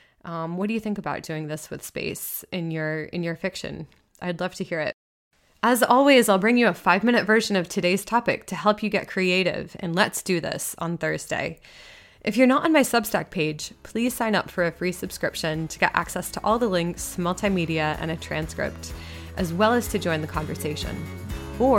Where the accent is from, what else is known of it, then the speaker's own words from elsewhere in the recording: Massachusetts, United States; You know, I think of like Boston, where I'm from. I'm not from Boston. I'm from a town outside of Boston